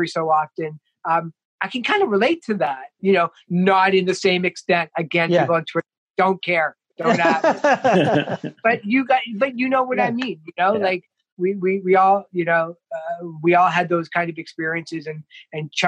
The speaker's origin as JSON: {"language": "English", "town": "Toronto", "region": "Ontario", "country": "Canada", "tie": "born or raised there", "said": "growing up in Toronto, like I grew up in the Jane and Finch area, as a kid"}